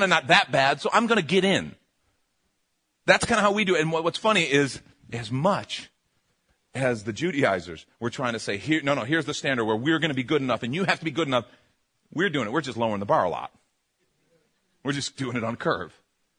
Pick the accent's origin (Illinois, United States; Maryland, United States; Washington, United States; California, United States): Illinois, United States; Chicago; I grew up in Chicago.